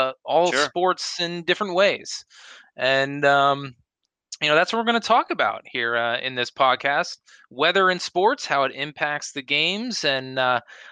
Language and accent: English; Eastern Pennsylvania, United States; I'm from Eastern Pennsylvania